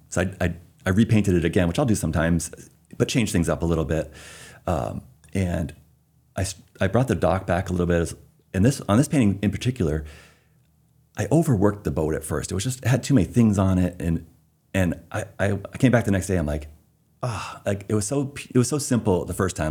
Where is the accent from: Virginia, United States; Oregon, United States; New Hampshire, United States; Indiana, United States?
New Hampshire, United States; Concord; moved away as an adult; also born or lived in North Shore, Massachusetts / Seattle area; now in South Portland, United States; Born in New Hampshire, the only one in my family actually born in New Hampshire. Everybody else is uh, Massachusetts. So we grew up in the formative years in North Shore, Massachusetts, Beverly, Danvers, kind of near Salem. And then um, moved up to Concord, New Hampshire